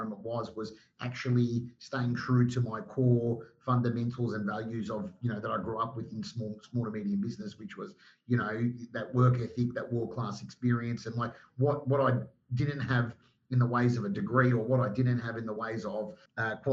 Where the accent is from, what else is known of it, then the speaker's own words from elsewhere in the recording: Melbourne, Victoria, Australia; moved away as an adult; now in Sydney, Australia; Like I was the Melbourne boy.